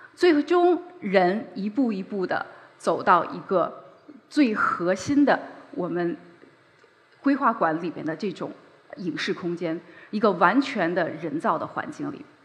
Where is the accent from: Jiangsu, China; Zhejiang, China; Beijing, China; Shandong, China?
Beijing, China; 我是个北京人，我出生在北京，在北京长大。距离这里很近的地方就是我的母校北京四中。我在那里度过了非常珍贵的高中时光